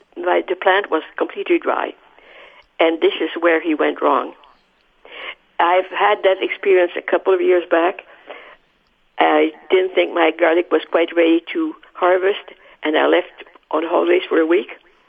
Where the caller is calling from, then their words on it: St. Adolphe, Manitoba, Canada; It's Adolph.